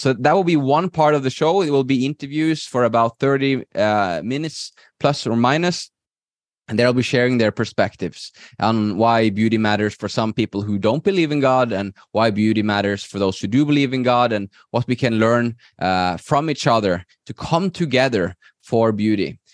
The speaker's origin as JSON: {"language": "English", "country": "Norway", "moved": "as an adult", "lives_now": "Spain", "said": "I'm originally from Norway, I, I live in, in Spain right now with my wife"}